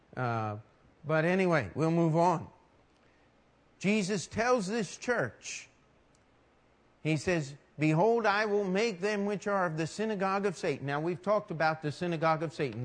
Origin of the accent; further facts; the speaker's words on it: Carroll County, Maryland, United States; now in New York City, United States; the church I grew up in in Maryland